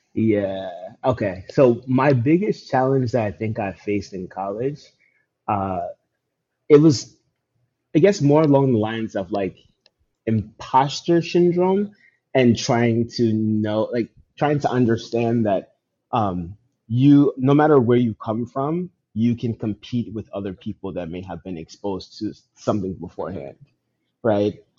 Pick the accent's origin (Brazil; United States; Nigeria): Nigeria; I'm Nigerian